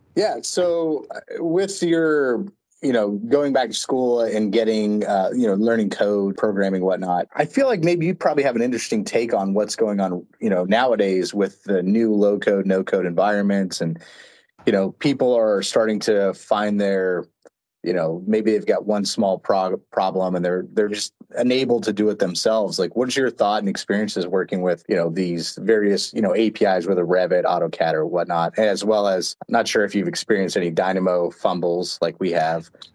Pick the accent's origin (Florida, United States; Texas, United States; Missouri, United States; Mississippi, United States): Texas, United States; I grew up in Texas